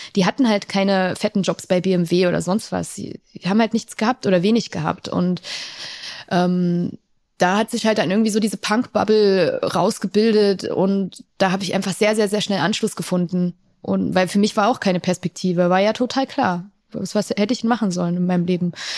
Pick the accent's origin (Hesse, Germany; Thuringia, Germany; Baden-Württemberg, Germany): Thuringia, Germany; Ich bin in Ostdeutschland aufgewachsen, in Thüringen, um genau zu sein